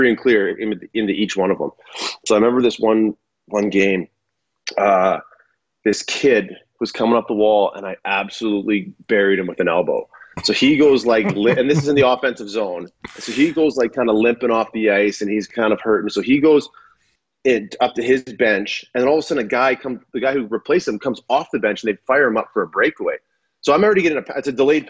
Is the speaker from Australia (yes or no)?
no; Saskatchewan, Canada; moved away as an adult; growing up in Saskatchewan